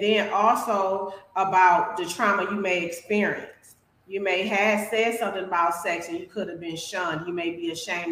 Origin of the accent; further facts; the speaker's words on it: Milwaukee, Wisconsin, United States; now in Phoenix, United States; I'm from Milwaukee, Wisconsin, and now I'm located in Phoenix, Arizona.